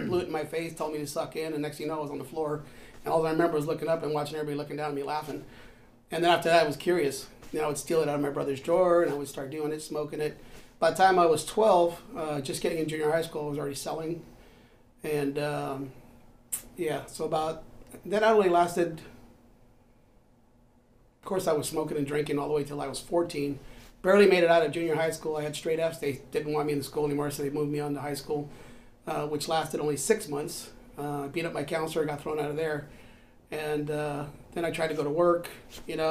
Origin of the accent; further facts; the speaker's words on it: San Francisco, California, United States; I grew up in the Bayview District, San Francisco